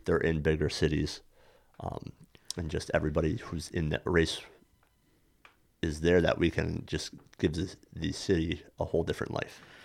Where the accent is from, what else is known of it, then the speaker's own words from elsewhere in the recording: Saranac, New York, United States; born and raised in Saranac, New York, uh, the gateway of the Adirondacks